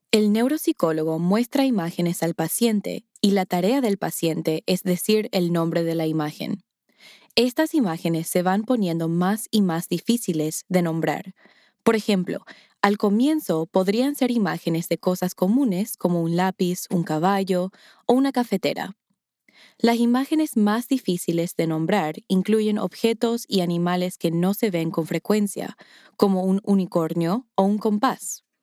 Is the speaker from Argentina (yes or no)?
no; Paraguay; nunca las he usado en mis conversaciones cotidianas en mi tierra, Paraguay.